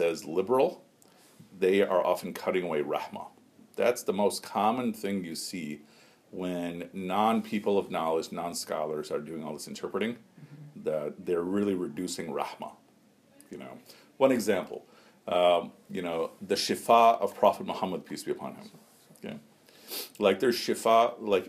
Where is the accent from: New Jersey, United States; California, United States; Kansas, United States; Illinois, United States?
Illinois, United States; Chicago; growing up in Chicago